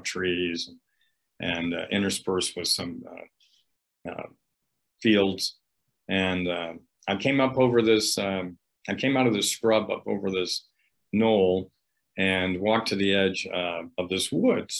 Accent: upstate New York, United States; pheasants everywhere in upstate New York. When I was growing up, we didn't even use the dog

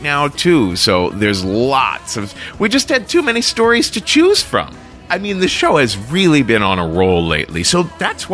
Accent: Cincinnati, Ohio, United States; my hometown, Cincinnati, Ohio

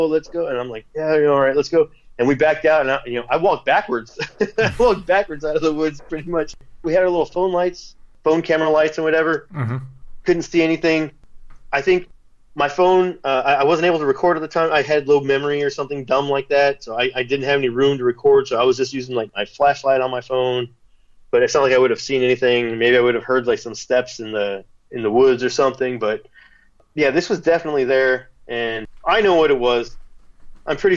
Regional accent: Houston, Texas, United States; there's a big pond behind my house where I grew up in Forest Cove

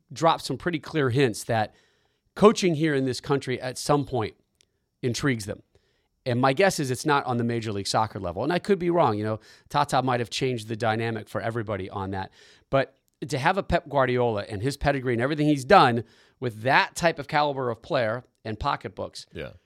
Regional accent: United States; being an American at heart

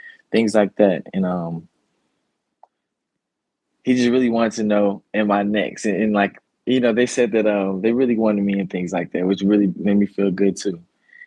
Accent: Chattanooga, Tennessee, United States; I'm from Chattanooga

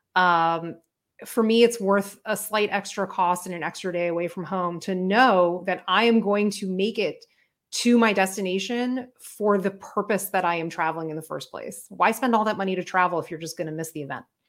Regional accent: Miami, Florida, United States; moved away; I'm from Miami originally

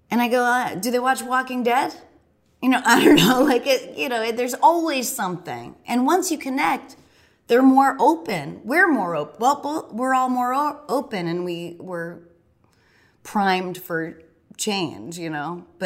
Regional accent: Boston, Massachusetts, United States; oh, I'm from the Boston area.

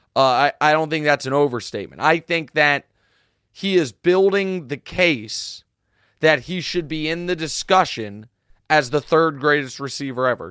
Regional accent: Kansas City, Missouri, United States; my hometown

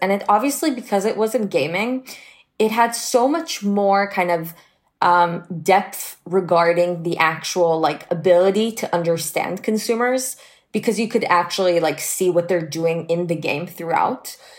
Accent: Israel; I was born and raised in Israel, and I started working full-time at the age of 16.

